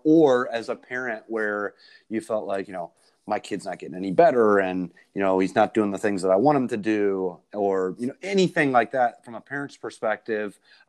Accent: Ohio, United States; also born or lived in Atlanta, Georgia; I grew up partially in Atlanta. And so I played some junior golf there. And then I relocated back to Northeast Ohio, actually finished high school up there and played high school golf.

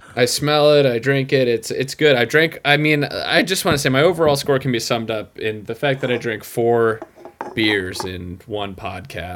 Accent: Utica, New York, United States; moved away as an adult; I grew up right outside of Utica

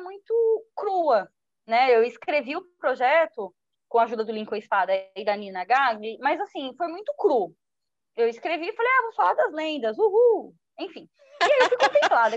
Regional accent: São Vicente, São Paulo, Brazil; also born or lived in Santos; Eu nasci, eu nasci em Santos, mas só por acaso, só porque o hospital era em Santos, mas eu passei minha vida toda em São Vicente.

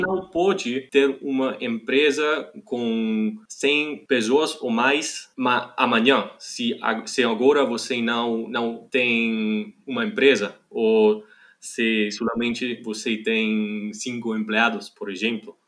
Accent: Germany; Portuguese is a second language; also born or lived in Munich; sou alemão, moro na cidade de Munique

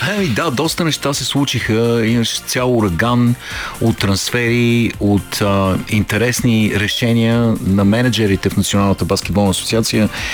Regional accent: Bulgaria; като българи

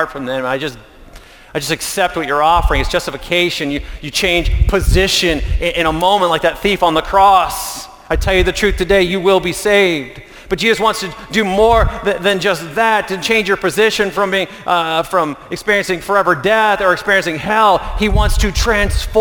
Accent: Reading, Pennsylvania, United States; moved away; I grew up with Teresa in Pennsylvania, going to Reading Junior Academy together

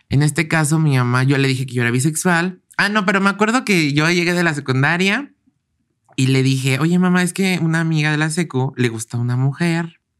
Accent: Mexico City, Mexico; Sí, soy de la Ciudad de México.

